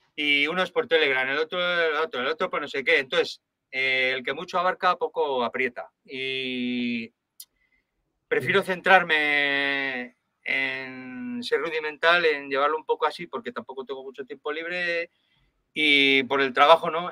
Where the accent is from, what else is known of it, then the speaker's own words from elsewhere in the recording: Logroño, La Rioja, Spain; yo soy de Logroño y, yo estoy en, el Bajo Aragón tocando como un maño más